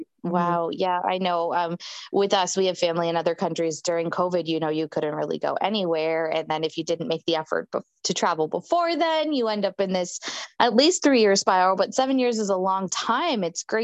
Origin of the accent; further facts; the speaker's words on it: Canada; first language English; moved away as an adult; now in United States; I'm Canadian. We moved here 3 years ago. So I'm even an immigrant myself. A little different than you. I mean, English speaking is my first language